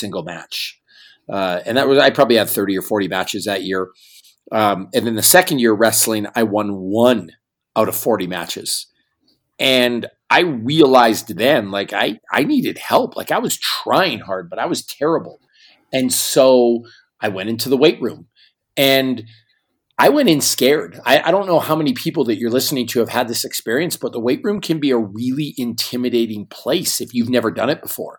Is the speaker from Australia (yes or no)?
no; Northern Canada, Canada; I grew up in a small town in northern Canada